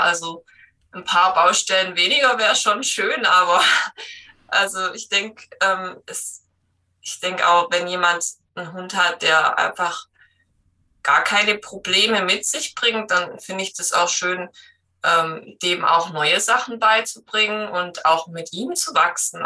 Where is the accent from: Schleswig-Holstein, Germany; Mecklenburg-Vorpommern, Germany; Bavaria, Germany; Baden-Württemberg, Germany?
Baden-Württemberg, Germany; Black Forest; komme aus dem Schwarzwald